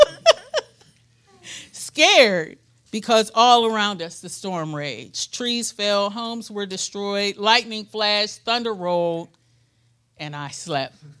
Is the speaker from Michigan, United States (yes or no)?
no; Pittsburgh, Pennsylvania, United States; moved away as an adult; also born or lived in suburb of Memphis; we're from Pittsburgh, Pittsburgh, Pennsylvania. We know snow.